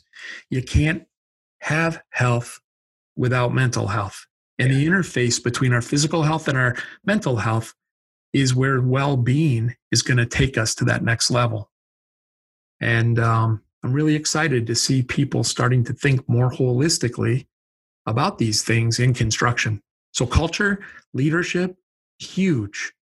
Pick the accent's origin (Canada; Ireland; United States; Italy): United States; Midwest; I'm from the Midwest. I can use that word.